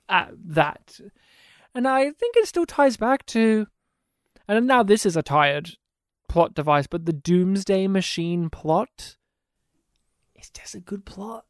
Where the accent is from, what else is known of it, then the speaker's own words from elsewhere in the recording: Australia; my hometown didn't have fluoridated water.